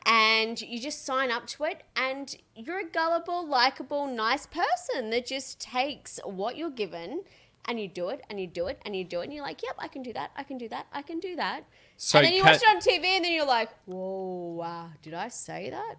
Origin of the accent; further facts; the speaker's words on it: Logan, Queensland, Australia; Well, I grew up in Logan.